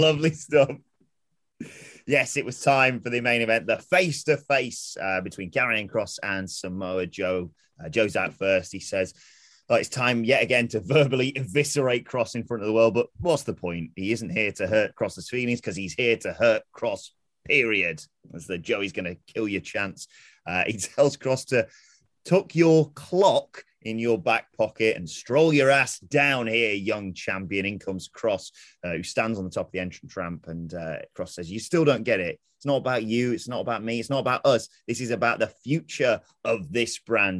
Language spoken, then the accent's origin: English; Derbyshire, East Midlands, United Kingdom; I'm from Derbyshire, it's close to Yorkshire